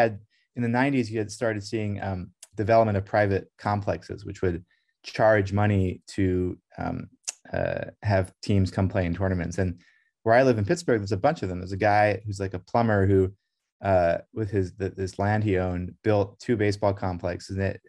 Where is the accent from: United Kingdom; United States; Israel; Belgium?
Belgium; Brussels, Brussels-Capital Region; When I was growing up in Brussels in the 1980s, in Belgium